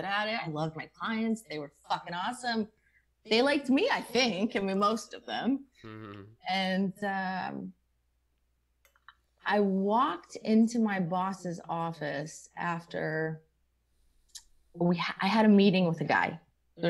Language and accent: English; Scranton, Pennsylvania, United States; I'm from Scranton